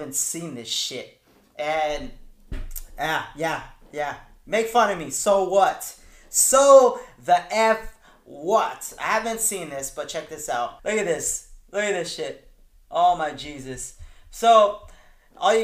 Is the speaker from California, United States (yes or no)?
yes; La Puente, California, United States; also born or lived in Victorville; I'm from La Puente, first from Victorville